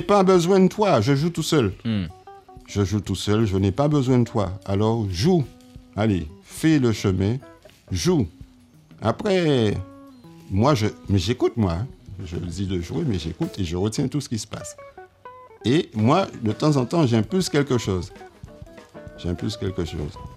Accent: Marie-Galante, Guadeloupe; now in Pointe-à-Pitre, Guadeloupe; je suis né à Pointe-à-Pitre, mais j'ai été élevé à Marie-Galante

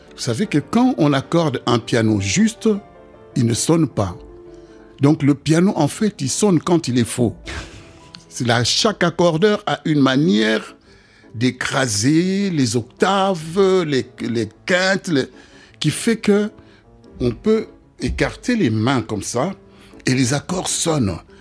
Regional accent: DR Congo; moved away; chez nous au Congo

